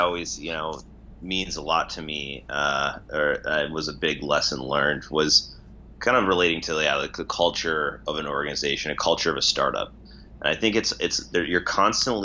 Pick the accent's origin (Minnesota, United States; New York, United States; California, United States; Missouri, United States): Minnesota, United States; moved away as an adult; now in San Francisco, United States; growing up in Minnesota, working in that sort of business environment.